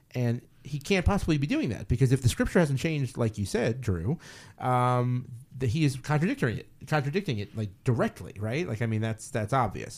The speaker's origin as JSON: {"language": "English", "country": "United States", "said": "I am an American"}